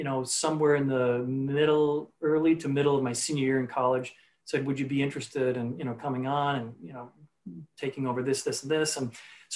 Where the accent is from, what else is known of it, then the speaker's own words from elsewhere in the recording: Manitowoc, Wisconsin, United States; I grew up in Manitowoc, Wisconsin